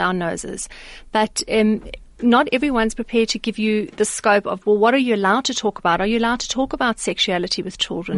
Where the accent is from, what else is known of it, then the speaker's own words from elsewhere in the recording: South Africa; as a South African